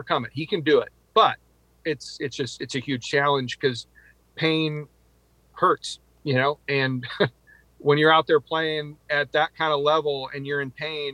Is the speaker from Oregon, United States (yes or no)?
yes; Eugene, Oregon, United States; It's been my life growing up in Oregon and Eugene